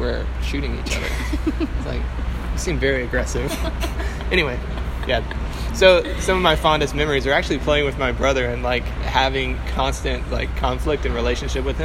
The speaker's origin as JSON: {"language": "English", "town": "Flowood", "region": "Mississippi", "country": "United States", "tie": "born or raised there", "also_born_or_lived": "South Carolina", "moved": "as an adult", "lives_now": "Chattanooga, United States", "said": "I grew up in Mississippi in a place called Flowood, and we grew up on a lot of land"}